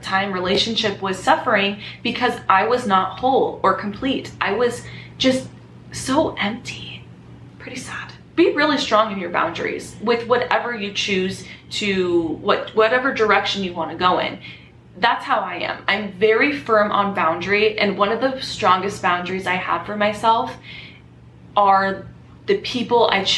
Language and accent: English; Southern California, United States; moved away as an adult; now in Las Vegas, United States; I was born and raised in California.